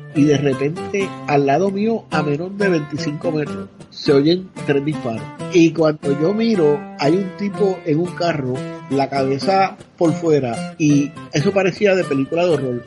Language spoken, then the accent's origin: Spanish; Puerto Rico; en Puerto Rico cuando yo era joven, que eso fue hace muchos años atrás, eh, la, la, carretera que había para llegar a mi pueblo desde San Juan